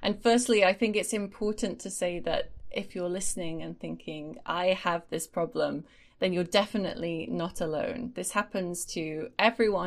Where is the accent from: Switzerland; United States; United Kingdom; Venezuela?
United Kingdom; England; I'm an English teacher from England